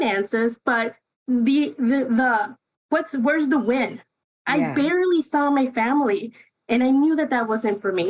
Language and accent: English; Chicago, Illinois, United States; first language Spanish; English is a second language; I grew up on the Northwest side here in the city